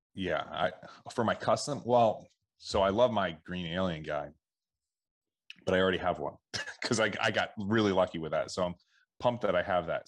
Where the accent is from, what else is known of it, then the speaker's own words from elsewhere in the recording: Philadelphia, Pennsylvania, United States; I grew up around the Philadelphia area